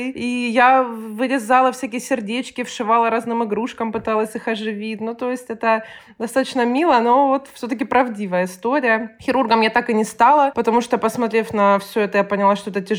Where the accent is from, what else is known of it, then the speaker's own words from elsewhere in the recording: Rostov-on-Don, Rostov Oblast, Russia; Да, я из Ростова-на-Дону, соответственно, училась я здесь. Я закончила Ростовский государственный медицинский университет.